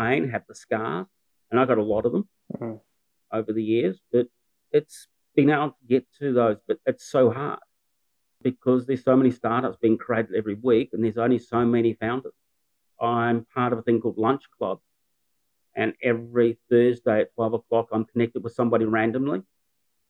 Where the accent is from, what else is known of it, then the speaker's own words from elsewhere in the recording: New Zealand; moved away as an adult; now in Newcastle, Australia; I'm a Kiwi